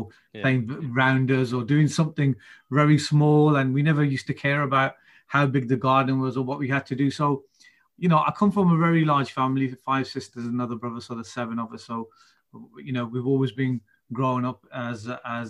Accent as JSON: {"language": "English", "town": "Birmingham", "region": "West Midlands", "country": "United Kingdom", "tie": "born or raised there", "said": "I'm born and bred in Birmingham"}